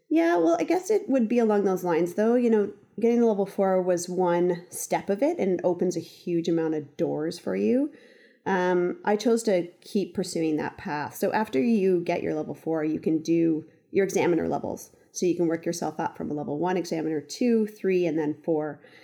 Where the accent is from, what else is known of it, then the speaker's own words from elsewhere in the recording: Ontario, Canada; moved away as an adult; now in Western Canada; gone back to Ontario, didn't know what to do, so called up a couple resorts, um, around my hometown